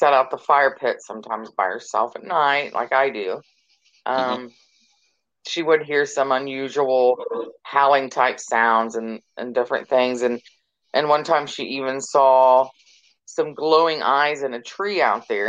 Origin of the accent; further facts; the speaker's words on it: North Carolina, United States; moved away; also born or lived in Ohio; I lived in Ohio for many, many years, and then we decided 4 years ago to move back here, you know, to my home state